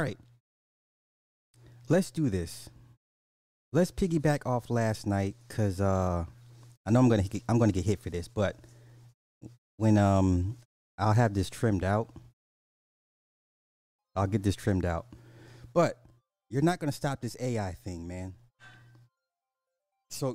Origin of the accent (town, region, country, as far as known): Canada